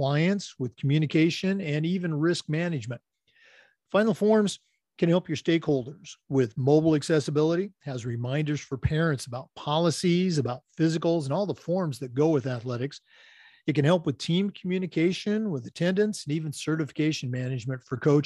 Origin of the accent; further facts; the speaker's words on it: The Dalles, Oregon, United States; also born or lived in Battle Ground, Washington; I was actually born and raised in Oregon and started my career there. I was born in the Dalles and then went to high school over in Vancouver, Washington